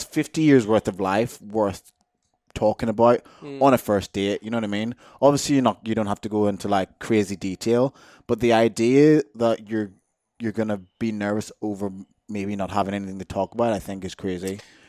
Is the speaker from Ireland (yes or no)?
yes; Ireland; also born or lived in Jamaica; now in Australia; I was born in Jamaica, I moved to Ireland, lived in Ireland for so long.